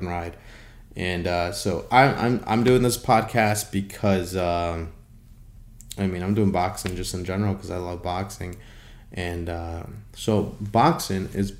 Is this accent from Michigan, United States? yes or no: yes; Holland, Michigan, United States; I'm from Holland, Michigan